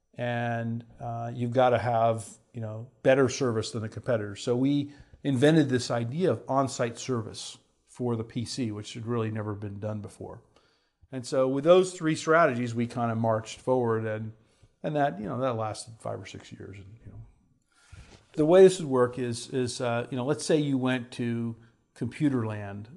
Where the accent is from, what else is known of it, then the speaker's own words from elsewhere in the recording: Houston, Texas, United States; I grew up in Houston, Texas